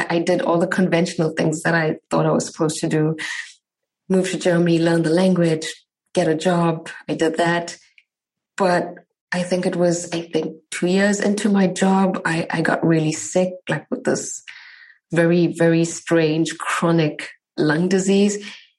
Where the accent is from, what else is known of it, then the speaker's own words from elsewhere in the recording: South Africa; But I'm from South Africa. I met my husband some 8-9 years ago in South Africa.